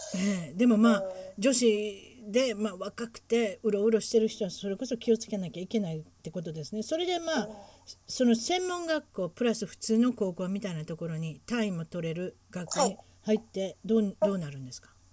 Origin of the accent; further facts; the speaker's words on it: Huntington Beach, California, United States; うちの地元ですから分かってます。